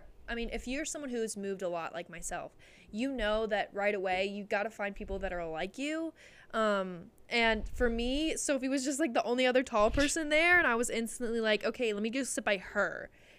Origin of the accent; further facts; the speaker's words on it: Pittsburgh, Pennsylvania, United States; born there; I was born in Pittsburgh, for those who don't know